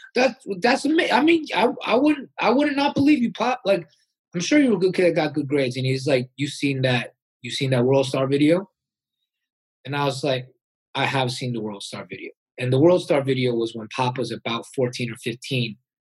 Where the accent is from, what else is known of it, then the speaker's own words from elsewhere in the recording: United States; I was born in America